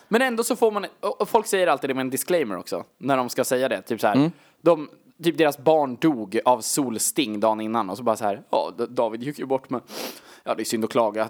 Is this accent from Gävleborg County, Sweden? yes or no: no; Gnesta, Södermanland, Sweden; där vi har växt upp